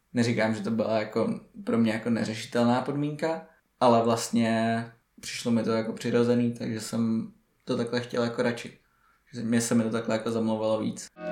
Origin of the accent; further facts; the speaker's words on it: Prague, Czechia; jsme z Prahy